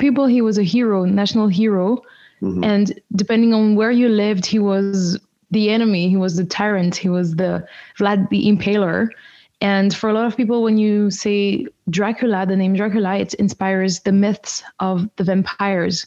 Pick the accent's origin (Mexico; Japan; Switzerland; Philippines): Switzerland; French-speaking part of Switzerland, Romandy; I grew up in the French-speaking part of Switzerland